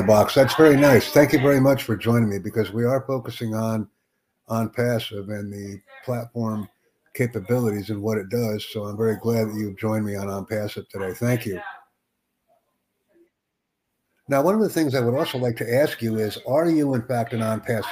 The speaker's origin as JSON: {"language": "English", "country": "United States", "said": "I'm up from the United States. USA."}